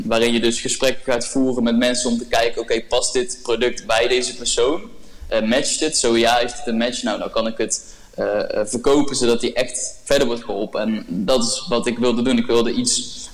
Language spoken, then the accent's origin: Dutch; North Brabant, Netherlands; ik kom uit het dorpje genaamd S. Het is een heel klein dorpje eh, in Brabant waar maar 2000 mensen wonen.